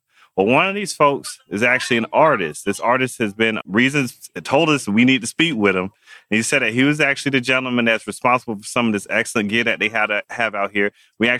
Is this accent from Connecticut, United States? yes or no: yes; New Haven, Connecticut, United States; That's where we were born. We're from New Haven.